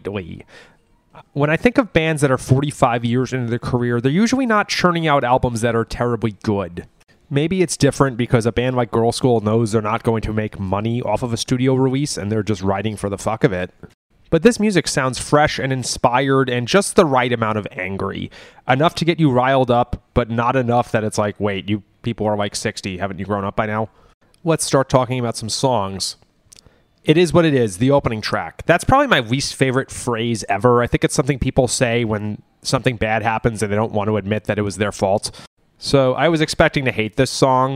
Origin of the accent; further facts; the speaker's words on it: United States; I'm too American